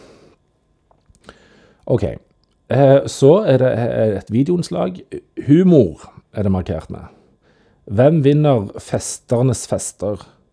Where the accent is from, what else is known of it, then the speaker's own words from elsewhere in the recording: Randaberg, Rogaland, Norway; Men jeg er fra Rantaberg